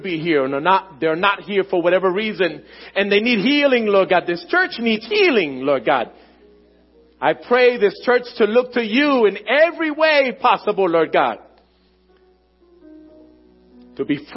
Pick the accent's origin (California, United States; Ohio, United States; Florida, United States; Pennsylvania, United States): Pennsylvania, United States; Philadelphia; My family and everything I know is in Philadelphia. Born and raised in Philadelphia